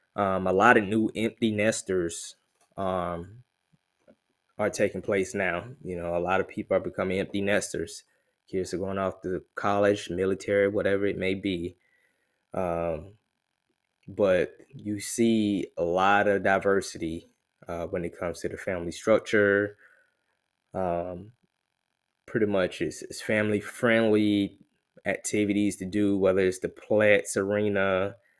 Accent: Columbia, South Carolina, United States; also born or lived in Elgin, South Carolina; I was born and raised in Columbia, South Carolina

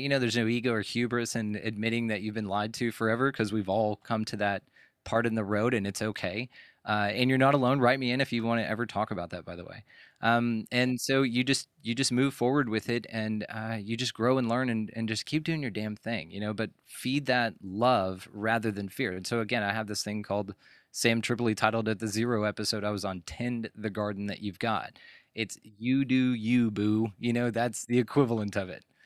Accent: Texas, United States; growing up in Texas

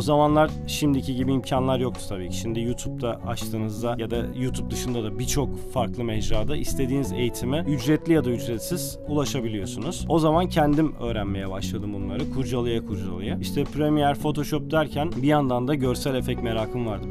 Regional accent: Adana, Turkey; Adana'da 1982 yılında doğdum. Bütün eğitim öğretim hayatımı da burada geçirdim

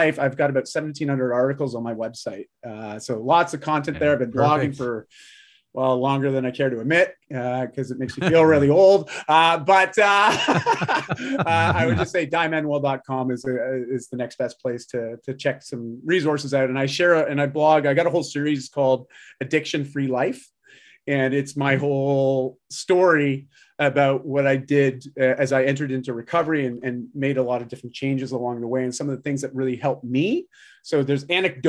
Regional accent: Canada; I'm Canadian

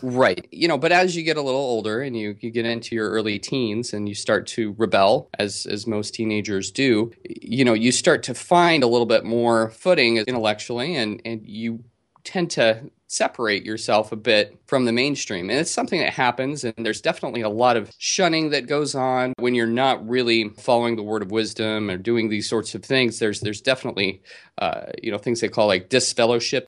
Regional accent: Utah, United States; now in California, United States; growing up in Utah, and I did grow up Mormon in Utah

